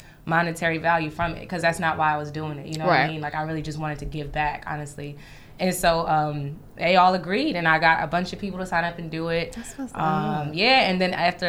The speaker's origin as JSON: {"language": "English", "town": "East Orange", "region": "New Jersey", "country": "United States", "tie": "born or raised there", "moved": "as an adult", "lives_now": "Brooklyn, United States", "said": "I grew up in East Orange, New Jersey"}